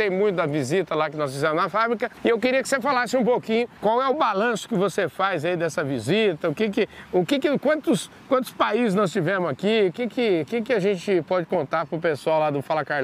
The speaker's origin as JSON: {"language": "Portuguese", "town": "São Sebastião do Paraíso", "region": "Minas Gerais", "country": "Brazil", "tie": "born or raised there", "said": "Eu sou natural de São Sebastião do Paraíso, uma cidade do sul de Minas."}